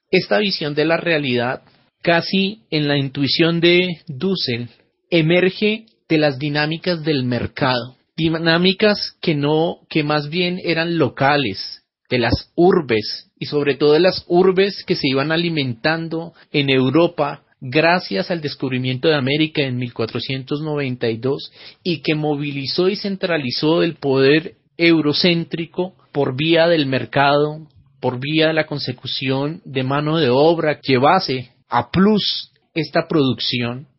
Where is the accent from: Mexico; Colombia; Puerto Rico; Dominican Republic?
Colombia; Soy el filósofo colombiano